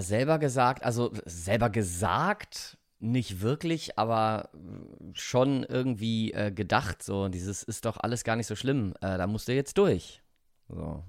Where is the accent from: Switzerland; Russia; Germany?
Germany; Rhineland; ich bin Rheinländer.